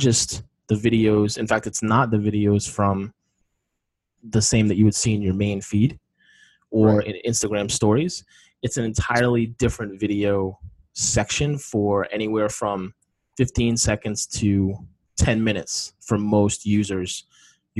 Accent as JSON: {"language": "English", "region": "East Coast", "country": "United States", "moved": "yes", "lives_now": "West Coast, United States", "said": "I'm from the East Coast"}